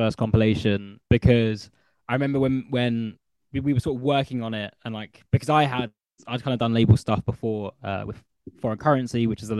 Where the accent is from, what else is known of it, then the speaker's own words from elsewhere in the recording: London, United Kingdom; moved away as an adult; also born or lived in Bristol; I grew up in Northwest London, fairly like multicultural school